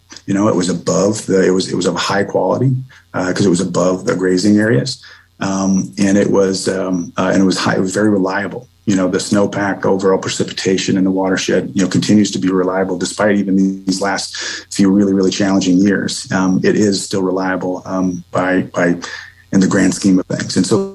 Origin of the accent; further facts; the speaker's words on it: Upper Midwest, United States; moved away as an adult; also born or lived in Phoenix, Arizona / St. Paul, Minnesota; now in Bend, United States; Prior to that, I spent some time in the Phoenix Metro, where I did a lot in the water world. Prior to that, I was originally from the Upper Midwest.